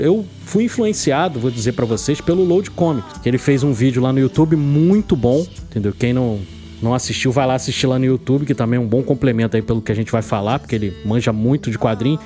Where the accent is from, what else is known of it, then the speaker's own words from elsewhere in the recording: Rio de Janeiro, Brazil; aqui no Rio de Janeiro, eu que sou do Rio de Janeiro